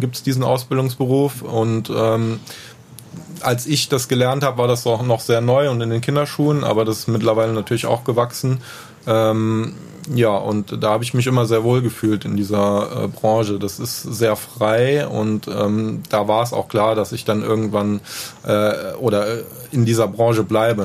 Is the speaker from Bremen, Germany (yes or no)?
no; Neuwied, Rhineland-Palatinate, Germany; also born or lived in Bonn; Ich komme aus Heimbach-Weiß